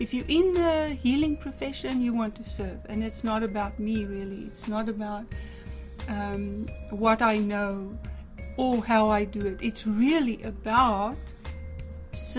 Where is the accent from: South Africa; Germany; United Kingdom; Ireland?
South Africa; moved away as an adult; now in Canada; I come from South Africa. I was born there, lived there for 43 years, and then was called very powerfully with dreams and visions to come to Canada